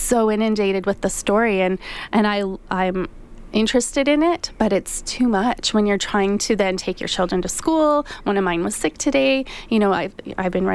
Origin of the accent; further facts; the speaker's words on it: Canada; We're all Canadian